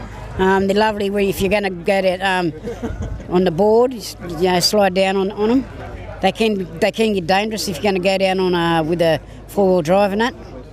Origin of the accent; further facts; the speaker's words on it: Karuah, New South Wales, Australia; At Karua. I lived there all my life.